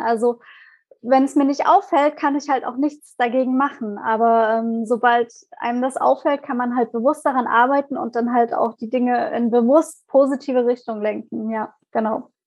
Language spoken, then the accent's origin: German; Leipzig, Saxony, Germany; komme aus Leipzig